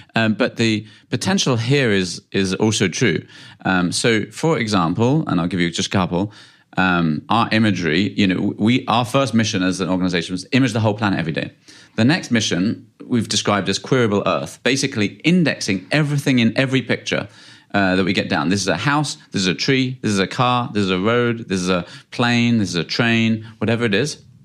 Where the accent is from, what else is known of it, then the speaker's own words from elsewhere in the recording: United Kingdom; I'm from the U K.